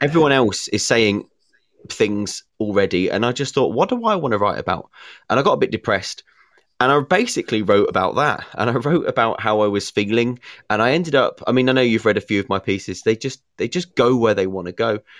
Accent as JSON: {"language": "English", "region": "England", "country": "United Kingdom", "said": "being English"}